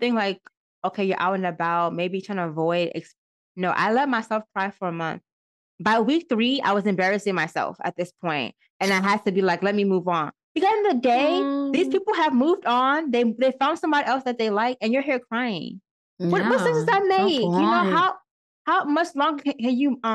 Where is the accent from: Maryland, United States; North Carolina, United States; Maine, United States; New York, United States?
Maryland, United States; moved away as an adult; now in Georgia, United States; I'm from Maryland